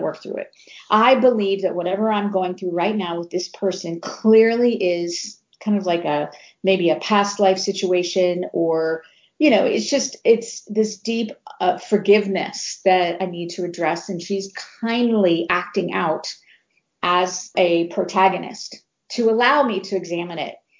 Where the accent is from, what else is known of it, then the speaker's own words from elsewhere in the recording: Cincinnati, Ohio, United States; in Cincinnati, Ohio, we had the big red machine